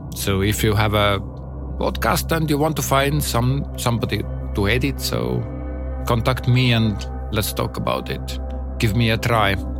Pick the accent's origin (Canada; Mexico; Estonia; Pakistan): Estonia; English is a second language; I am amateur musician from Estonia